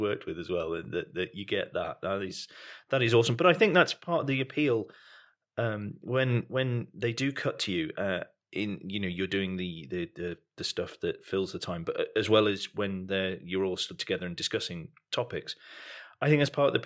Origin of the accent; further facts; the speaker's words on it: United Kingdom; I'm British